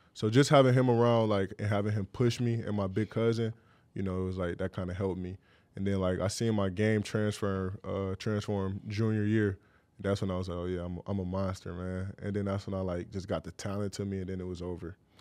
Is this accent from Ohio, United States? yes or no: yes; Cleveland, Ohio, United States; growing up in Cleveland